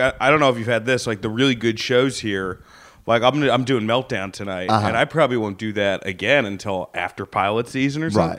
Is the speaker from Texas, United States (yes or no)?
no; New Jersey, United States; moved away as an adult; also born or lived in New York / Indiana; now in Los Angeles, United States; I'm from New Jersey originally